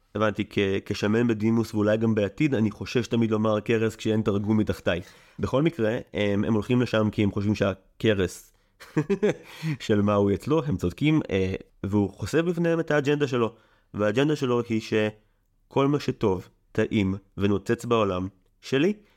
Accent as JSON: {"language": "Hebrew", "country": "Israel", "said": "אני במקור קיבוצניק"}